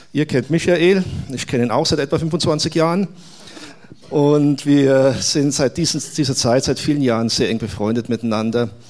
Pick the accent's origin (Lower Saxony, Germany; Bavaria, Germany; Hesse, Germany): Bavaria, Germany; Munich; Ich bin hier, stelle mich nebenbei kurz vor, bin, bin aus München, bin in München geboren, aufgewachsen